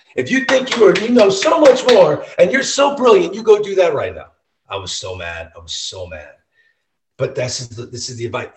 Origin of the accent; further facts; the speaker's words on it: St. Louis, Missouri, United States; I'm from St. Louis.